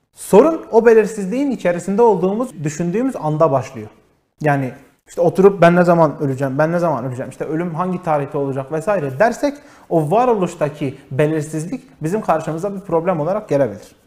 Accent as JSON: {"language": "Turkish", "town": "Diyarbakır", "region": "Diyarbakır Province", "country": "Turkey", "tie": "born or raised there", "also_born_or_lived": "Antalya / Istanbul", "said": "Diyarbakır'da doğdum. Kütük Bağlar'a kayıtlı. Ee, ilk orta ve lise öğrenimimi burada bitirdim."}